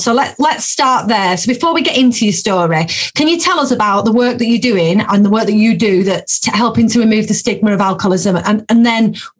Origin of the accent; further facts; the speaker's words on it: Lancashire-Yorkshire border, North West England, United Kingdom; moved away; We're on the Lancashire-Yorkshire border. So we're literally just, honestly, we're about, well, not so much me anymore, but where we grew up is walking distance to the Yorkshire border.